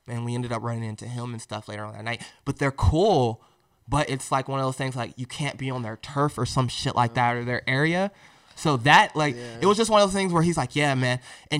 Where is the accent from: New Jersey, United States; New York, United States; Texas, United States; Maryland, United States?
New Jersey, United States; Yo, I'm from Jersey, bro. Yeah, I'm from Jersey.